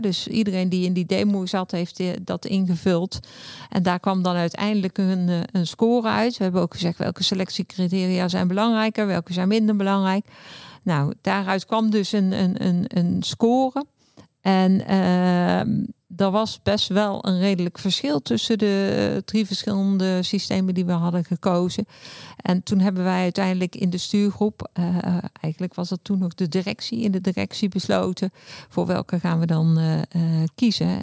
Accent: Bavel, North Brabant, Netherlands; also born or lived in Breda; ik woon in Bavel, vlak tegen Breda aan. Heb ik eigenlijk heel mijn leven gewoond. Ik ben echte Brabander.

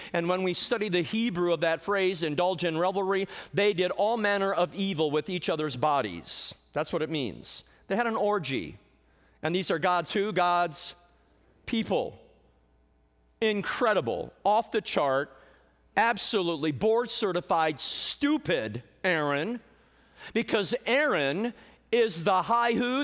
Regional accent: Indianapolis, Indiana, United States; I'm from Indianapolis, been a preacher almost forty years

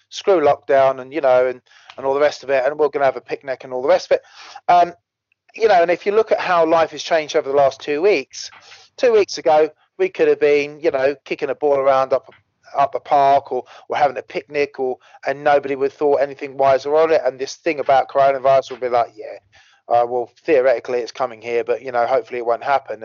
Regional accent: United Kingdom; we're British

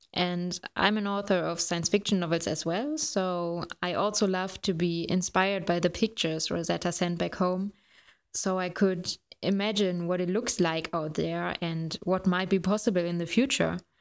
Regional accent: Germany; I'm from Germany

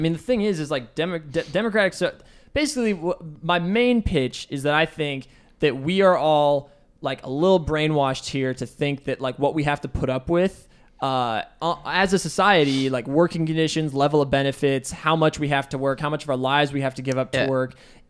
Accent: Bellevue, Washington, United States; Bellevue, Washington. My mom's a doctor and my dad is an accountant.

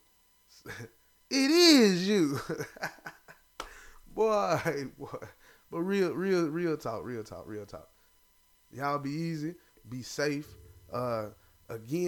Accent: the South, United States; I'm a Southerner.

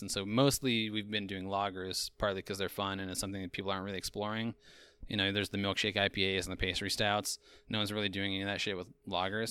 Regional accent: Eastern Idaho, United States; moved away; also born or lived in Austin, Texas; I grew up in Eastern Idaho, and then I lived for a time in, uh, Austin, Texas

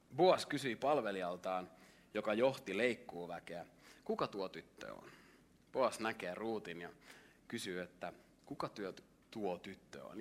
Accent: Lahti, Päijät-Häme, Finland; mä oon tullut Lahdesta, jos mä oon lahtelainen

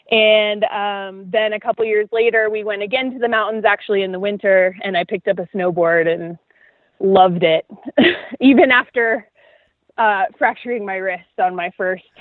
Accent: Florida, United States; No, because we uh, spent most of our time on the Gulf Coast, which, if you've ever been there, is like a giant uh, water body full of bath water.

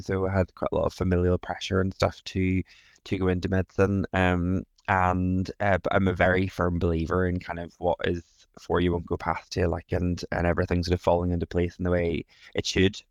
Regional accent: Northern Ireland, United Kingdom; moved away; also born or lived in England; I am originally from Northern Ireland, lived in England for a good bit and moved back to Northern Ireland recently.

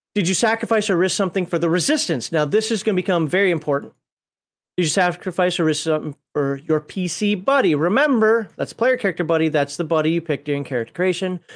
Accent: Minnesota, United States; I'm from Minnesota

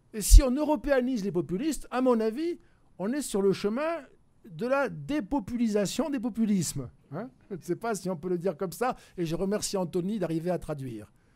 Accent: France; je suis français

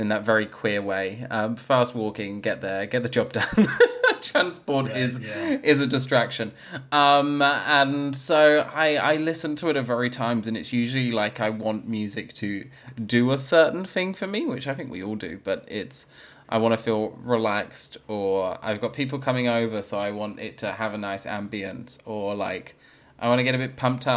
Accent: London, United Kingdom; now in Australia; I grew up in London, so it's obviously a very multicultural, diverse, lots of different things going on

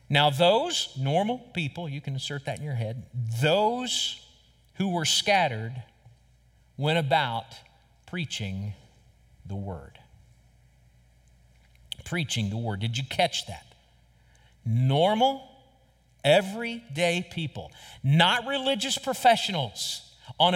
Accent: United States; as American Christians

